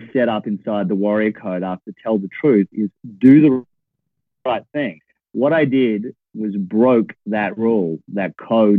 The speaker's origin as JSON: {"language": "English", "town": "Perth", "region": "Western Australia", "country": "Australia", "also_born_or_lived": "Melbourne", "moved": "as an adult", "said": "I came from Perth, which is a town a bit like Dallas or Houston."}